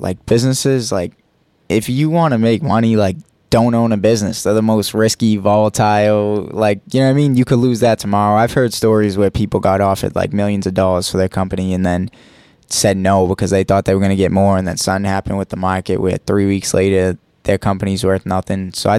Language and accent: English; Boston, Massachusetts, United States; East Boston.